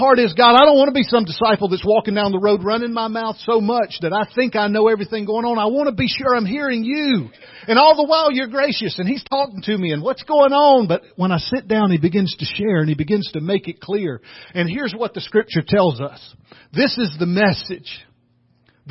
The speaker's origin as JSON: {"language": "English", "region": "the South", "country": "United States", "said": "I'm from the South"}